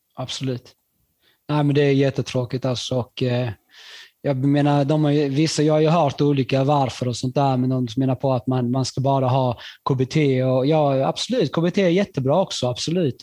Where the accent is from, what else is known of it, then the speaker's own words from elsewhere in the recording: Skåne, Sweden; also born or lived in Chile; jag var från Skåne